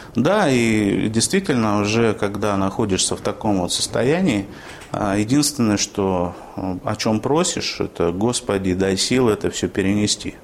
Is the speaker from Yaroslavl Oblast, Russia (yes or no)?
yes; Yaroslavl, Yaroslavl Oblast, Russia; born or raised there; moved away as an adult; now in Orenburg, Russia